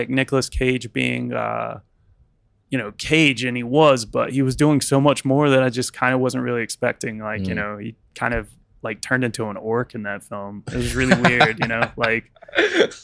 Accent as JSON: {"language": "English", "country": "United States", "moved": "yes", "lives_now": "United Kingdom", "said": "I'm from America"}